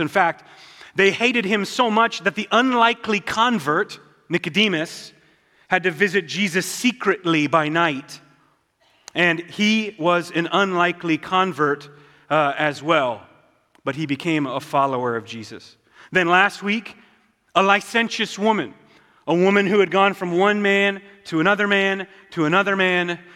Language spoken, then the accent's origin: English; Southwest Montana, United States; I'm from Southwest Montana